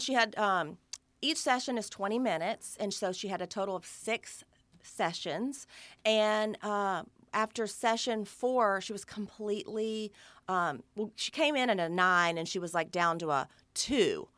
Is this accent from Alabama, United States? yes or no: yes; Alabama, United States; growing up in the South in Alabama